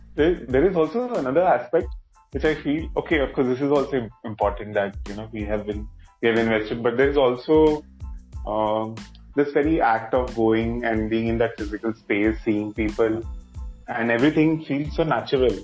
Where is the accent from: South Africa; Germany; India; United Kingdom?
India; Kolkata, West Bengal; I am basically from Calcutta